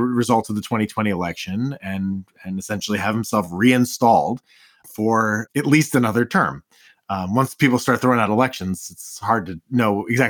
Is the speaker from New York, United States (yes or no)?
yes; New York City, New York, United States; I was born in Queens